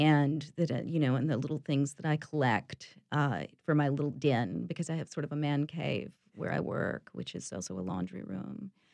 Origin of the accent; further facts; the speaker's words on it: East Tennessee, United States; now in New Orleans, United States; I was born in East Tennessee